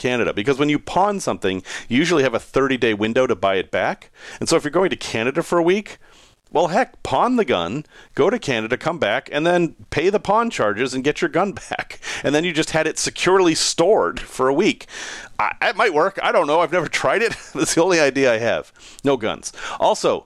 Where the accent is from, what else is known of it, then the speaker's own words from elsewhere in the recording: United States; I grew up in the States